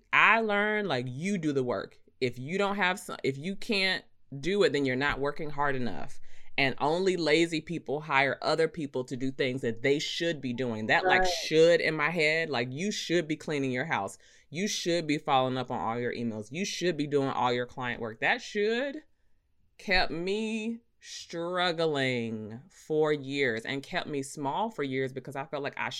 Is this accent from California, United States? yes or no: no; Rocky Mount, North Carolina, United States; growing up, like, you know me, I'm from Rocky Mount. Like, we ain't have money